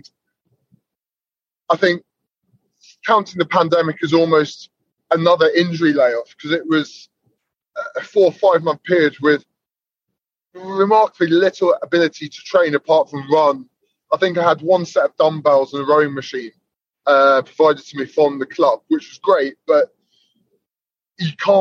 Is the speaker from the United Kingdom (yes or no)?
yes; United Kingdom; moved away; also born or lived in Newcastle / Scotland; I grew up near Saracens. They're my childhood club.